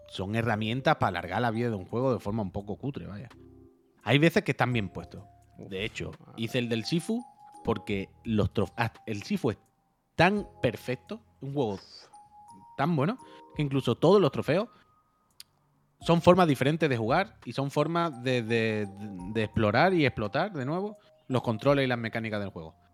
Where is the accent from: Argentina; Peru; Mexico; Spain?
Spain; Teruel, Aragon; Yo soy de Teruel y de Galpamir